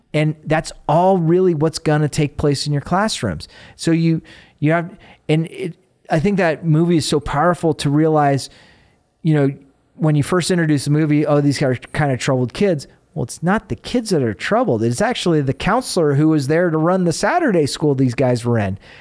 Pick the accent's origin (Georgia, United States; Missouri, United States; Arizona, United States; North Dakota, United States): Arizona, United States; moved away; I grew up in Arizona